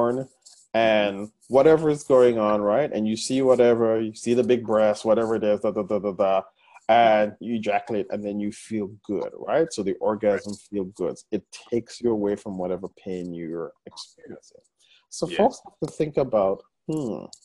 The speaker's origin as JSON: {"language": "English", "country": "Guyana", "moved": "yes", "said": "my home country of Guyana"}